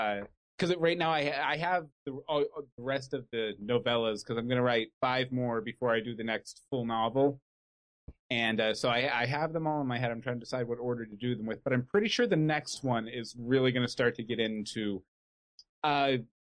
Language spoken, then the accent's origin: English; Katy, Texas, United States; I grew up in Katy, Texas